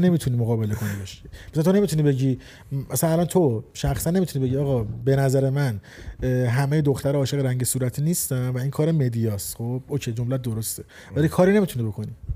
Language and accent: Persian; Iran; 26 سال توی جمهوری اسلامی ایران زندگی کردم خب و اونجا آموزش دیدم توی اون فرهنگ و اون خانواده بزرگ شدم